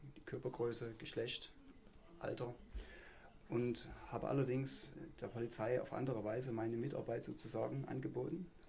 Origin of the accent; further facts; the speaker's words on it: Ottendorf-Okrilla, Saxony, Germany; Ottendorf, was mein Heimatort ist